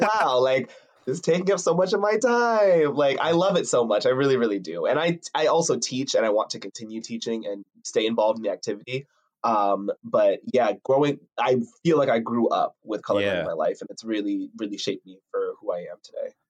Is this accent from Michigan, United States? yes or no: no; Piscataway, New Jersey, United States; I'm from Piscataway, New Jersey.